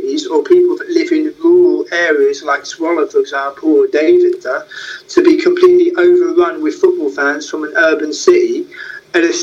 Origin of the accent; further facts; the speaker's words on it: London, United Kingdom; moved away as an adult; now in Amsterdam, Netherlands; being born in North London and going to watch Arsenal as a young boy and as a teenager, I'm watching my local team